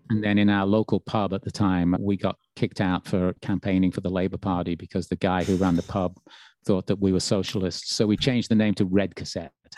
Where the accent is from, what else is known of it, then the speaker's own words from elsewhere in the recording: Birmingham, West Midlands, United Kingdom; moved away; my hometown